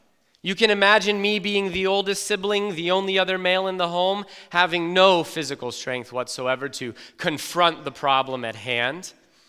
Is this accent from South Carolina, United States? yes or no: yes; South Carolina, United States; I grew up in South Carolina. I lived with my mother, my father, my four sisters, and me.